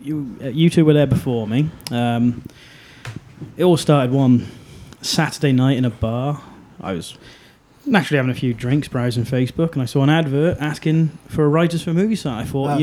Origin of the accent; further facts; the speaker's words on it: Shrewsbury, West Midlands, United Kingdom; my hometown of Shrewsbury.